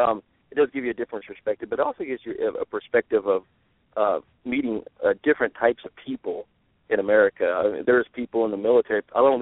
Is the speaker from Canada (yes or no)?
no; Arkansas, United States; moved away as an adult; also born or lived in Texas; now in Maryland, United States; I'm originally from Arkansas, but I was born in Texas. But I grew up in Arkansas, and when I went into the Marines, went to different parts of the United States, and I settled here. So actually from, you know, from the Midwest.